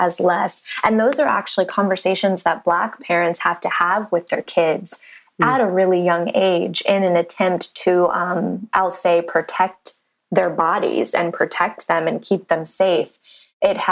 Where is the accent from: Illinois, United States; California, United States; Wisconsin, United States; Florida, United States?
California, United States; San Diego; moved away as an adult; also born or lived in Santa Barbara, California / Los Angeles, California; now in Nashville, United States; I grew up in San Diego, California